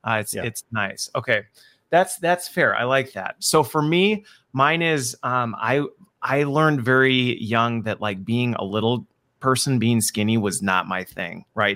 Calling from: Wisconsin, United States; So I am joining from Wisconsin, where it is a balmy, humid day.

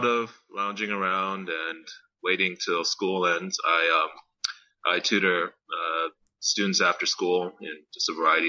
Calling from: California, United States; I'm calling from California in my new house.

